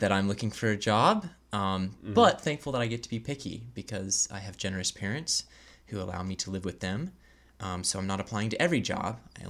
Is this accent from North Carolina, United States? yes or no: yes; Raleigh, North Carolina, United States; I was able to reflect on just how much I've been a kind of Raleigh native, you know, growing up, going to all the major museums and the zoo